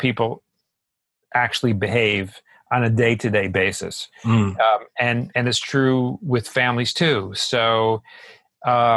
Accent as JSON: {"language": "English", "region": "New York", "country": "United States", "said": "I'm from New York, and New Yorkers are known for being fast, being blunt"}